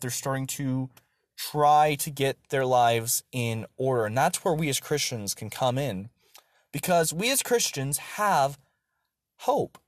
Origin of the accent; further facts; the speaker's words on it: Texarkana, Texas, United States; also born or lived in North Idaho; now in Idaho, United States; I was born in Texarkana, Texas